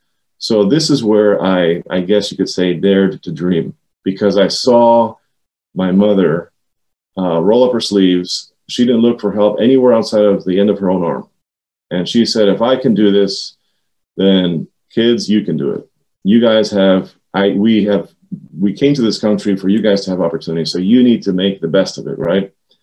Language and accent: English; Silver Spring, Maryland, United States; also born or lived in Washington, D.C.; We grew up in Silver Spring, Maryland, Montgomery County, Maryland, and I've been here all my life